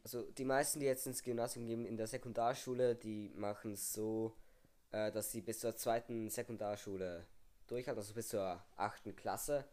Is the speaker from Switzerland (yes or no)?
yes; Switzerland; bei uns in der Schweiz ist es so, wir haben die Primarschule